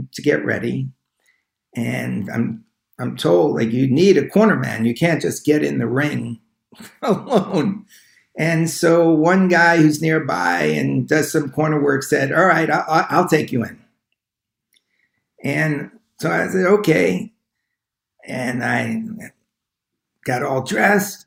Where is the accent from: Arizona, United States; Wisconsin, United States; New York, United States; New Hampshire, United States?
New York, United States; Long Island; I grew up in Long Island